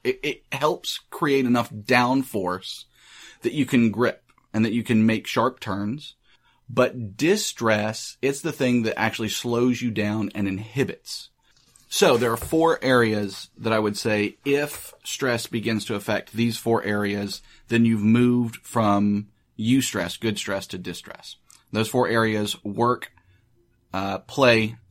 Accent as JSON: {"language": "English", "country": "United States", "said": "I'm American"}